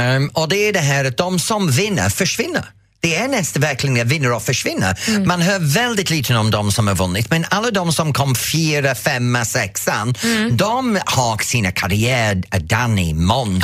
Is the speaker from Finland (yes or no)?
no; England, United Kingdom; now in Sweden; mig som engelsman